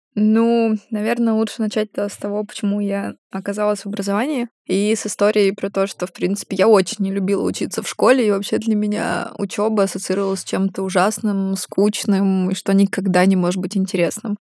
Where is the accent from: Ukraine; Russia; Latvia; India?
Russia; moved away as an adult; also born or lived in Maastricht, Netherlands; я была первой из России, которая к ним а, поступила в аспирантуру